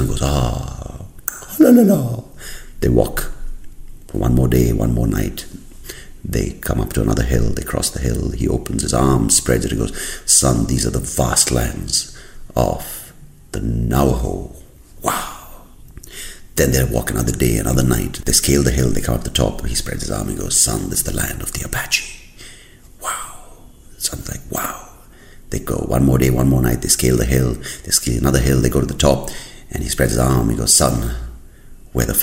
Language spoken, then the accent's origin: English; India; moved away; I am from India